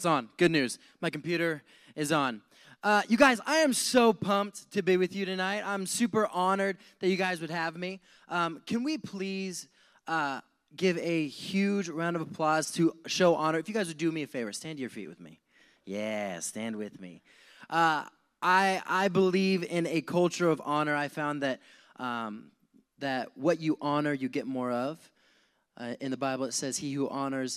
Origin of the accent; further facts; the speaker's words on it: Montana, United States; moved away as an adult; also born or lived in Wyoming; now in San Diego, United States; I grew up in Montana, later on moved to Wyoming at the age of like 11, and 11 19. I lived in Wyoming, moved back to Montana, just moved around between those two states a lot.